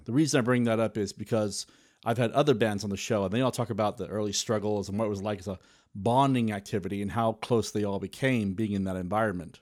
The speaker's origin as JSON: {"language": "English", "region": "South Wales", "country": "United Kingdom", "tie": "born or raised there", "said": "growing up in South Wales"}